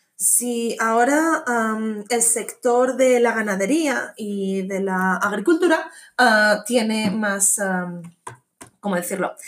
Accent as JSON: {"language": "Spanish", "region": "Asturias", "country": "Spain", "moved": "yes", "said": "yo soy de Asturias"}